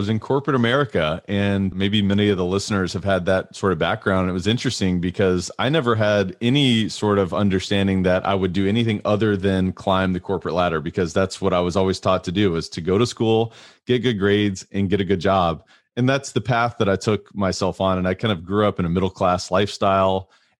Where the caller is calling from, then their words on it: Louisville, Kentucky, United States; I am zooming in from Louisville, Kentucky in the United States.